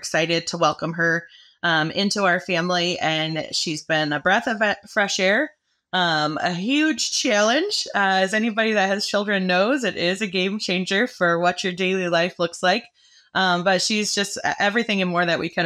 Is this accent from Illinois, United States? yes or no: no; Michigan, United States; I'm hailing from Michigan.